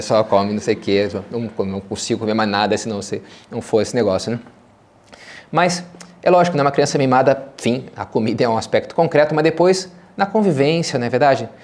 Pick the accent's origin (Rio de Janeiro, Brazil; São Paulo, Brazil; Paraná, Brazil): Rio de Janeiro, Brazil; meus pais moram até hoje, eu me criei, lá na, na Gávea, no Rio de Janeiro